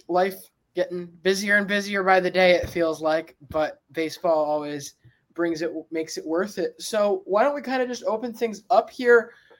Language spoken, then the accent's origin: English; Saratoga Springs, New York, United States; we're both Saratoga kids.